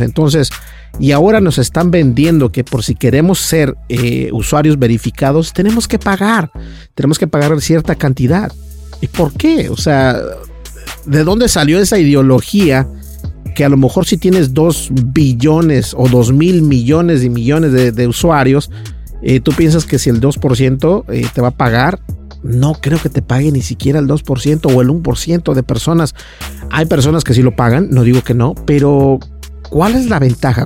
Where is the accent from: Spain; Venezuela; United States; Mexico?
United States; Minnesota; yo personalmente que soy de Minnesota